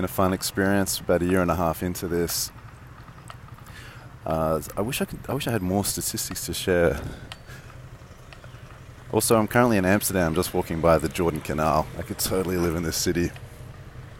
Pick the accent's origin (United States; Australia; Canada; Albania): Australia; Sydney, New South Wales; moved away; I grew up in Sydney